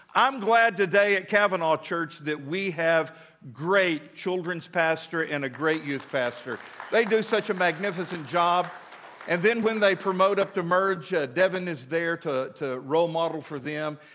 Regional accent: Midland, Texas, United States; also born or lived in Lubbock, Texas; when I was growing up in Midland, Texas

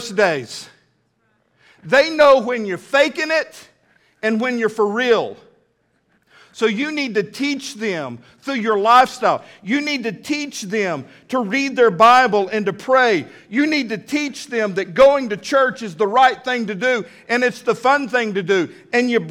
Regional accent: West Texas, United States; also born or lived in Enid, Oklahoma; now in Fort Smith, United States; I was raised in West Texas

